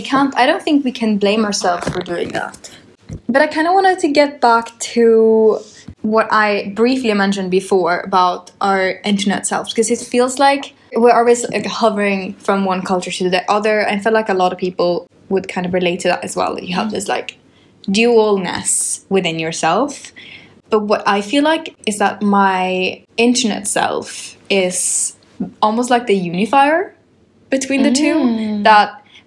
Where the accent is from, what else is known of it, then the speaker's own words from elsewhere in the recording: London, United Kingdom; Oh, not at all. That never crosses my mind that I would feel British. I feel like a Londoner.